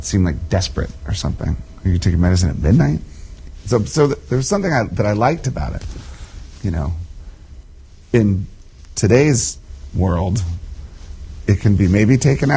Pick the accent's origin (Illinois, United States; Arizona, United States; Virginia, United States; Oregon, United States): Virginia, United States; just outside Washington, D.C.; born or raised there